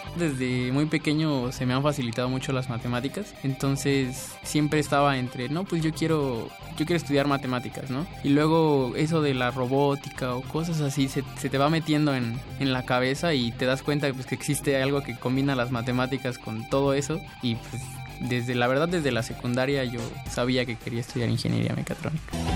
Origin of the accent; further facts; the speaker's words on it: Oaxaca, Mexico; moved away as an adult; now in Mexico City, Mexico; Yo crecí en Oaxaca toda mi vida hasta hace unos cuantos años que llegué a la universidad